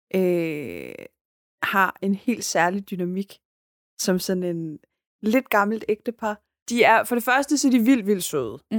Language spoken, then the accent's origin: Danish; Denmark; jeg er dansker